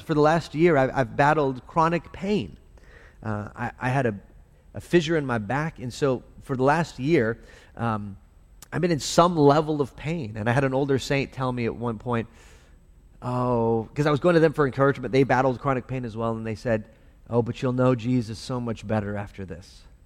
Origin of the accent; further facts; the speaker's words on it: El Paso, Texas, United States; I grew up in El Paso